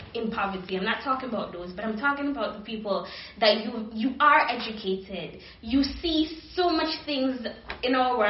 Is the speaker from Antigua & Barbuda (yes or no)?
yes; Antigua & Barbuda; moved away; I'm from the Caribbean